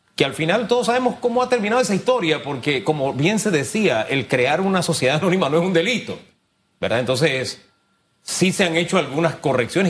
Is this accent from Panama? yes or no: yes; Panama; como panameño